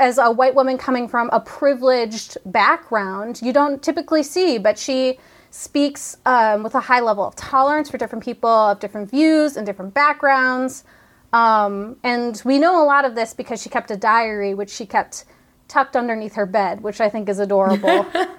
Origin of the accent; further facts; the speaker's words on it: Chicago, Illinois, United States; we're also from Chicago area, which had that huge